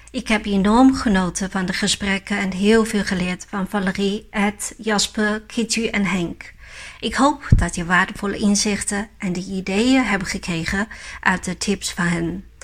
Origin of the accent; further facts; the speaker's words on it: Yunnan, China; now in Netherlands; Ik ben geboren in Yunnan en verhuisd naar Nederland.